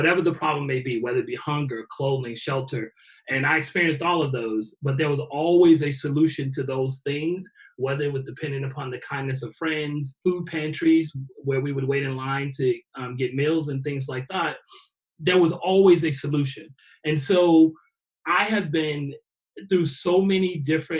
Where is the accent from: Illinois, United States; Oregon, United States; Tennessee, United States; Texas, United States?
Illinois, United States; Chicago; born or raised there